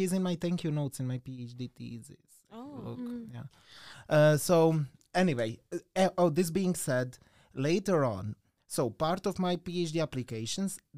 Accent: Croatia; moved away as an adult; I'm from an island

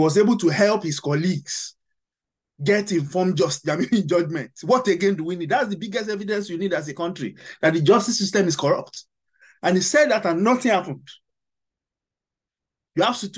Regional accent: Nigeria; we are all Nigerians

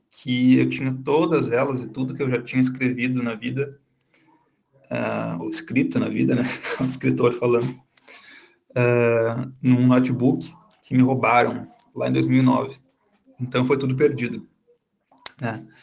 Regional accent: Caxias do Sul, Rio Grande do Sul, Brazil; crescendo em Caxias, que fica na Serra Gaúcha, e que é um lugar muito frio.

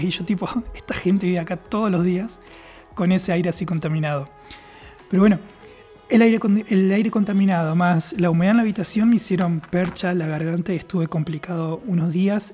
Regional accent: Argentina; moved away; yo soy de Occidente, estamos por ahí en Argentina

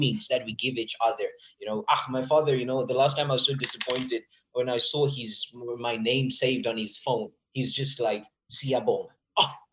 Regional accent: Witbank, Mpumalanga, South Africa; I grew up in Witbank

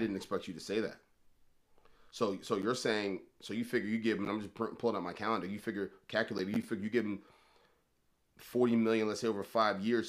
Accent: Baltimore, Maryland, United States; I'm from Baltimore, right, born and raised my entire life

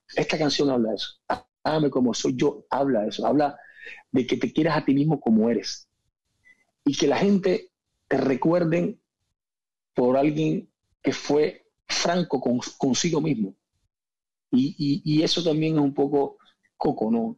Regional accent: Cuba; moved away as an adult; also born or lived in Spain; yo me fui muy joven de Cuba, me fui con 19 años de Cuba

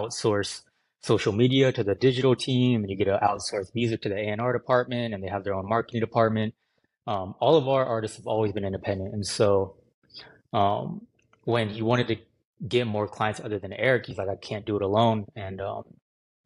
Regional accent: Livermore, California, United States; also born or lived in Santa Barbara, California / Arizona; now in Los Angeles, United States; I grew up in the Bay Area, California, the East Bay. Livermore is the exact name of the town.

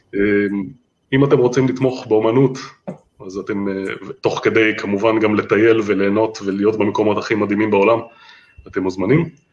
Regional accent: Holon, Tel Aviv District, Israel; אני יליד ואני עדיין גר בחולון

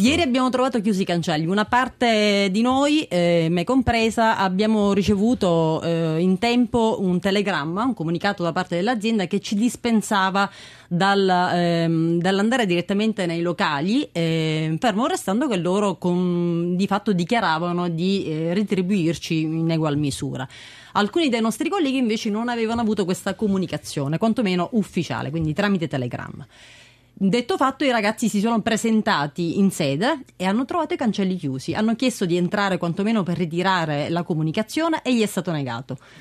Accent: Alcamo, Sicily, Italy; sono di Alcamo che è in provincia di Trapani

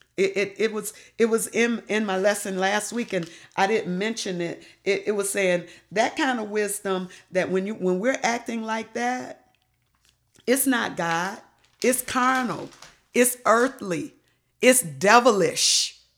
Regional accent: Detroit, Michigan, United States; moved away; I came from Detroit.

